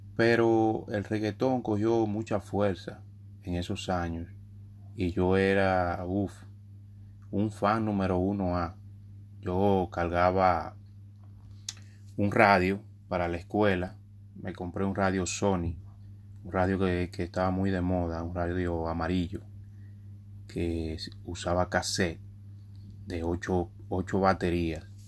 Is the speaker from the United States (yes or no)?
yes; New York, United States; en los medios hispanos en Estados Unidos, donde me crié, en Nueva York específicamente